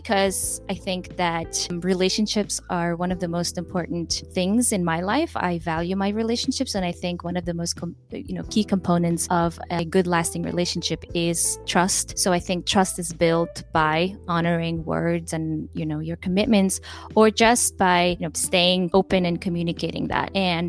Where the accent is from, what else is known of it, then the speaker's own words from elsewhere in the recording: Macau; also born or lived in Kyrgyzstan; My background, you know, I'm from Kyrgyzstan. I grew up in Macau here. My husband's Mexican.